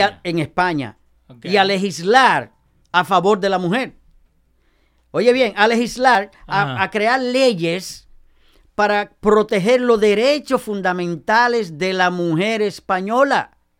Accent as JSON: {"language": "Spanish", "town": "Nagua", "region": "María Trinidad Sánchez", "country": "Dominican Republic", "tie": "born or raised there", "said": "en mi pueblo, en mi pueblo, eh, en Nagua"}